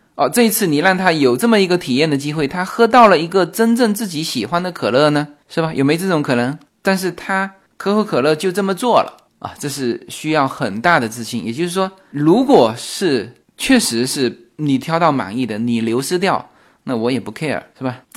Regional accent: China; now in Los Angeles, United States; 我们国内

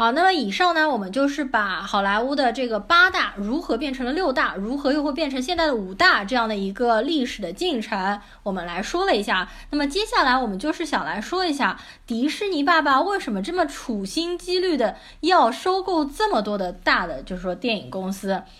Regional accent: China; 然后作为华人。呃，中国人啊来说，这部片子呢，我们感觉好像

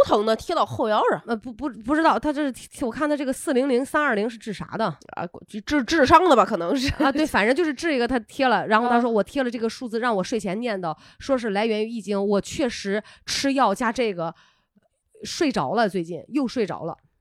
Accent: Qingdao, Shandong, China; accent: Qingdao dialect; 青岛话管那种米虫叫做油子

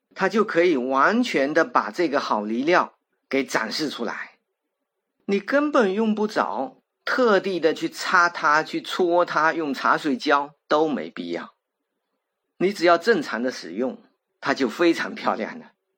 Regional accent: China; 我们中国人啊，都爱用三啊、五啊来表示很多

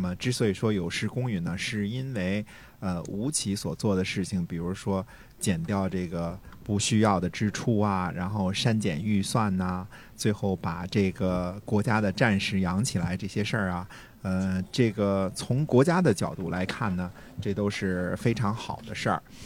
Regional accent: China; 我们中国人

